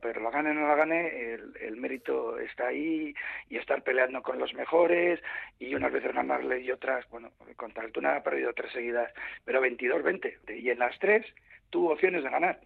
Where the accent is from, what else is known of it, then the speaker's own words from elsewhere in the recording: Bilbao, Basque Country, Spain; yo soy de Bilbao.